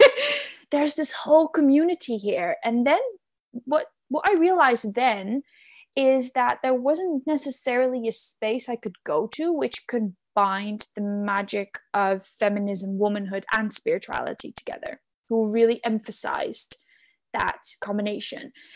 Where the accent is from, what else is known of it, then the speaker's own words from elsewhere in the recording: Netherlands; moved away; I am born and raised in the Netherlands, and I live there now again as well